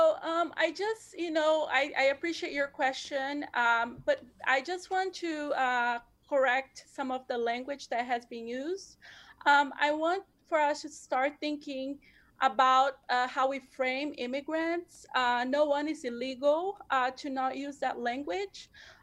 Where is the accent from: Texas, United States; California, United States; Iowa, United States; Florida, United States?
California, United States; San Francisco; I myself, I grew up in San Francisco. I'm an American in every way except status.